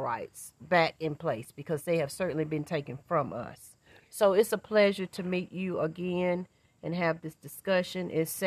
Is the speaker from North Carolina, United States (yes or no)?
yes; Winston-Salem, North Carolina, United States; I am from Winston-Salem, North Carolina.